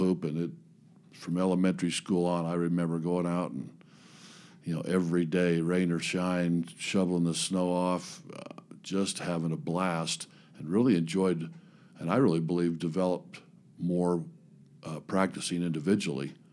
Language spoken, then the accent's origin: English; Highland area, Utah, United States; I grew up in the, even though I went to Skyline, I grew up in the Highland area when I was young